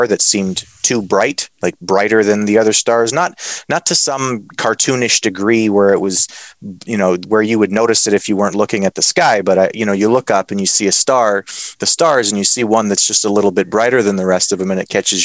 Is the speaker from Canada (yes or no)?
yes; Northwestern Ontario, Canada; I'm from Northwestern Ontario. The forest that I'm from is called the Whiskey Jack Forest.